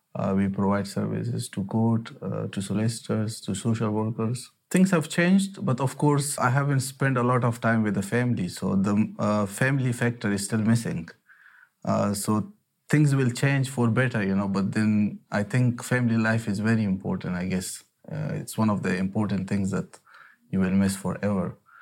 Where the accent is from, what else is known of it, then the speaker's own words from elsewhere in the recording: Afghanistan; now in United Kingdom; I'm from Afghanistan